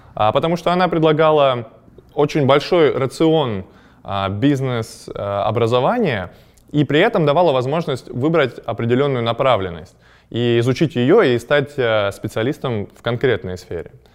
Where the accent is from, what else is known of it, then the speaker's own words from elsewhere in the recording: Chelyabinsk, Chelyabinsk Oblast, Russia; moved away as an adult; also born or lived in Ottawa, Canada; я из Челябинска